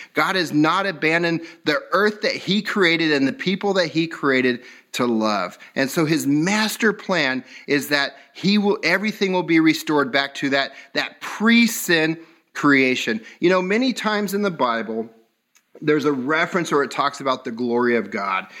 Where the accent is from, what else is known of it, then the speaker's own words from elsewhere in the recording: Southern California, United States; I grew up in California, so this is Southern California